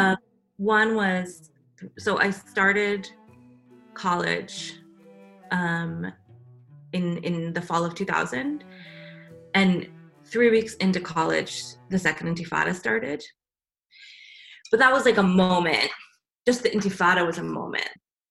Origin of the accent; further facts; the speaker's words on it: United States; parts of the family had come here, and I was born here in the States.